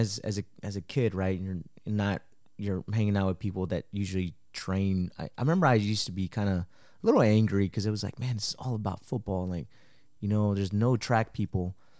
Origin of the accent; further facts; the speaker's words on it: Marble Falls, Texas, United States; also born or lived in Mexico; my parents brought me to Texas when I was four and I grew up in Marble Falls